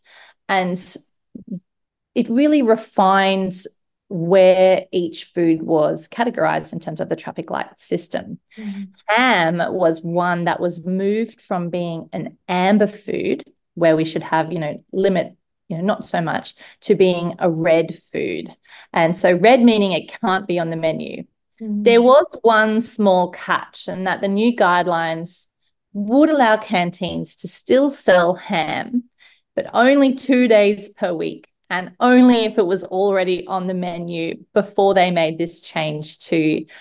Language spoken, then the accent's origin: English; Sydney, New South Wales, Australia; moved away as an adult; now in Brisbane, Australia; I grew up in Sydney and then moved to the sunny state a little while ago and very much call Brisbane home these days